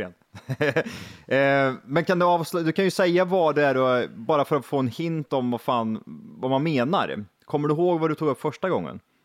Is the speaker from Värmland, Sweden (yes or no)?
yes; Värmland, Sweden; Vi är bönder, vi är från Värmland